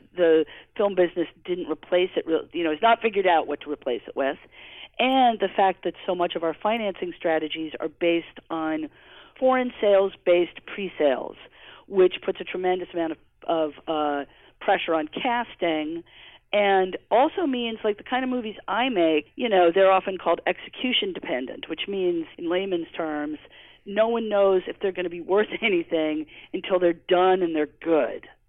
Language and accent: English; New York City, New York, United States; also born or lived in Providence, Rhode Island; I grew up in Manhattan